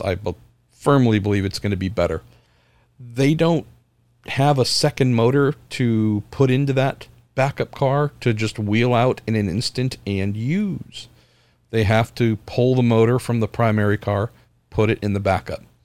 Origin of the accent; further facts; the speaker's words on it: United States; my home country